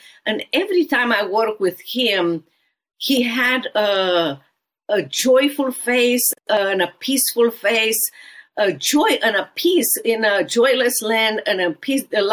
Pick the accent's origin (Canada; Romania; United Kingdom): Romania; English is a second language; moved away as an adult; now in Dallas, United States; walk with me in socialist and communist Romania in every area of my life